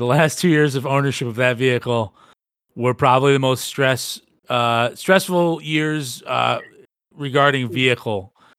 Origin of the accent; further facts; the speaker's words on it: United States; I'm American.